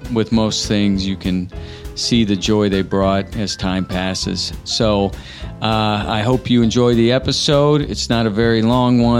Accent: Indiana, United States; being born and raised in Indiana, but growing up in Los Angeles

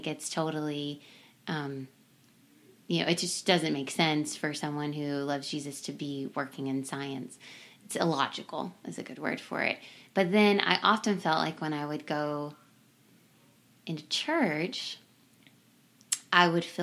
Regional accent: Simpsonville, Kentucky, United States; I grew up in Kentucky, in Simpsonville, Kentucky.

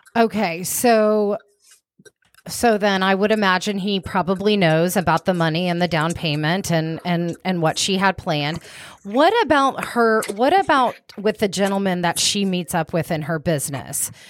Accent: Wichita Falls, Texas, United States; I was born in Wichita Falls

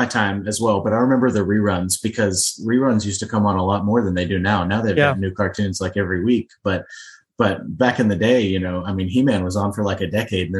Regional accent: West Texas, United States; I'm from West Texas.

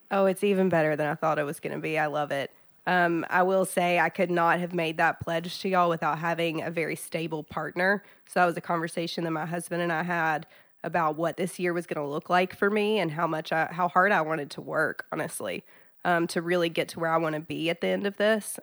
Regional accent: South Georgia, United States; now in Chattanooga, United States; I'm from South Georgia. I grew up in small town South Georgia

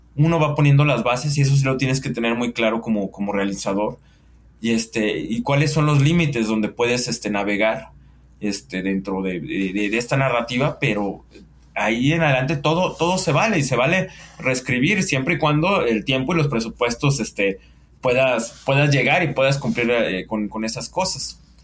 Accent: Guadalajara, Jalisco, Mexico; somos tapatíos

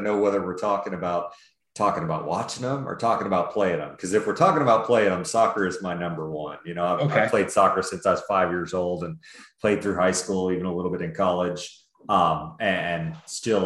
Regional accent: Dallas, Texas, United States; I grew up in Dallas

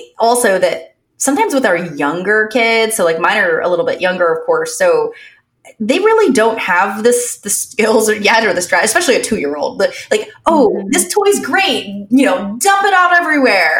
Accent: Florida, United States; also born or lived in Pennsylvania; now in New York, United States; I'm actually from Pennsylvania, but I grew up mostly in Florida and there are no basements in Florida.

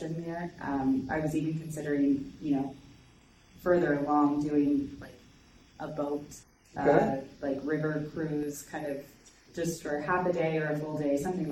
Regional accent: Plant City, Florida, United States; I'm also from Plant City

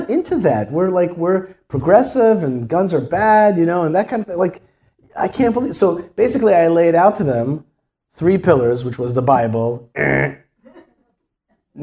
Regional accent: Israel; I'm from Israel

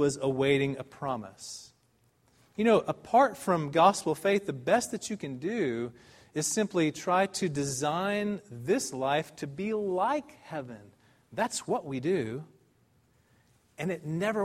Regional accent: United States; now in Dallas, United States; as Americans

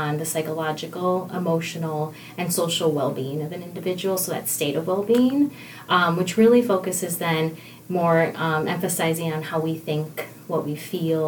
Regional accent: Milwaukee, Wisconsin, United States; I landed in here at St. Luke's back in the Milwaukee area, my hometown

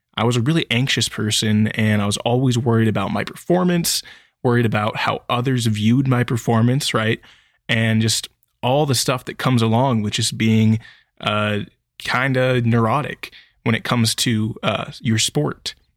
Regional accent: Sacramento, California, United States; I grew up in a suburb that was just outside of Sacramento County

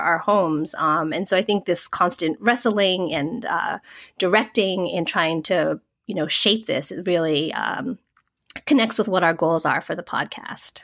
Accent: Massachusetts, United States; first language English; I grew up in suburban Massachusetts

